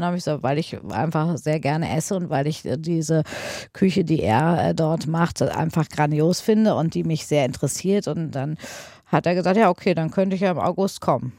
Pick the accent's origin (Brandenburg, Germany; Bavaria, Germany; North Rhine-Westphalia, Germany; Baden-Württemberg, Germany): North Rhine-Westphalia, Germany; Paderborn; bin in äh, Paderborn auf dem äh, damals Michaelskloster zur Schule gegangen